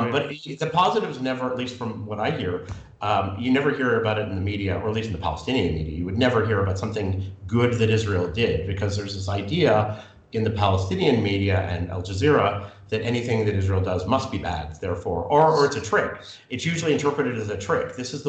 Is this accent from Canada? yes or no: yes; Canada; But my issue with that as a Canadian is